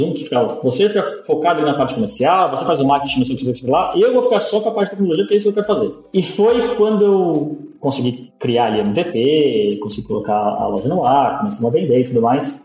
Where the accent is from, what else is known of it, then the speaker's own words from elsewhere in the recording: São Paulo, Brazil; now in Portugal; Eu sou de São Paulo, da capital, da zona leste, do Belenzinho, depois eu mudei pra Moca